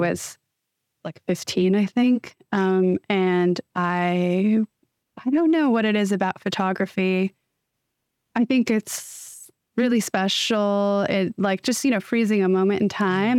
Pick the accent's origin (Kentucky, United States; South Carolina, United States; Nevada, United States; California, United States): California, United States; Bay Area, Northern; born or raised there